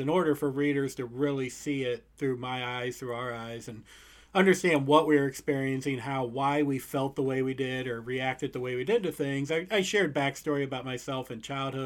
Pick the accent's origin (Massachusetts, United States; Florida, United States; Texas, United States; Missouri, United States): Missouri, United States; St. Louis; I'm from St. Louis, Missouri.